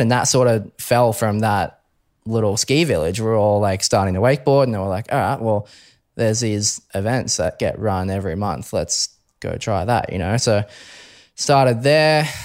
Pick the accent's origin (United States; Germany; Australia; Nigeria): Australia; Brisbane, Queensland; Brisbane boy, born and raised. Um, always grew up in Brisbane